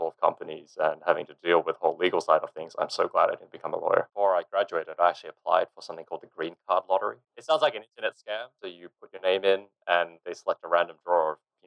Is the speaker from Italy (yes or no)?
no; Sydney, New South Wales, Australia; I grew up in Sydney, Australia